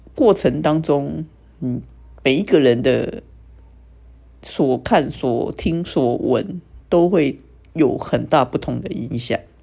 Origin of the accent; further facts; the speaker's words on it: Taiwan; 身为台湾人